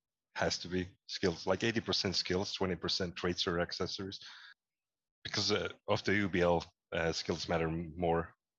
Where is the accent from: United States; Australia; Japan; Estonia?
Estonia; And I grew up in Estonia. I'm still here in Tallinn. So it's, if you don't know, it's in Eastern Europe.